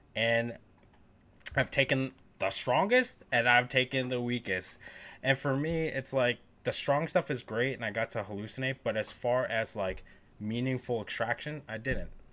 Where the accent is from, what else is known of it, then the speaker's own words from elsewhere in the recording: Northeast, United States; growing up in the Northeast